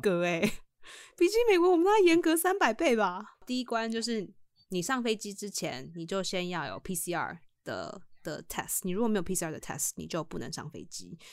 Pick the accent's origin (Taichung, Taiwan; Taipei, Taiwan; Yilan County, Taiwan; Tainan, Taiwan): Taipei, Taiwan; 我从小住在这边